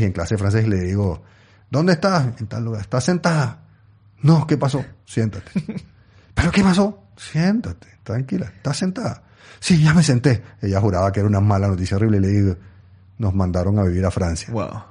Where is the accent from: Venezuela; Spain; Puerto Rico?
Venezuela; also born or lived in England; yo, yo, nací en Inglaterra, pero mis padres eran venezolanos, yo soy venezolano en realidad.